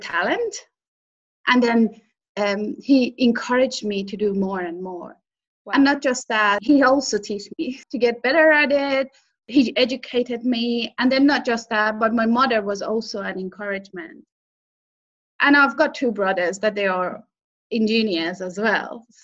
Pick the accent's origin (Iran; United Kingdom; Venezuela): Iran; moved away as an adult; now in Australia; I come from Iran. Yes, I started studying there in the university before I moved or migrated to Australia.